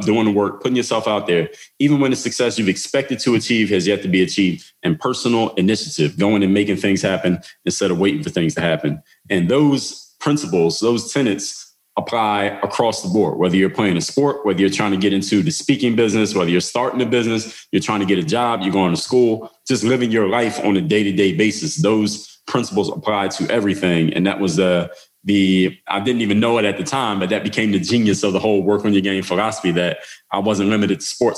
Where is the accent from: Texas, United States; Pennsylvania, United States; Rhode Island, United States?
Pennsylvania, United States; Philadelphia; I'm from Philly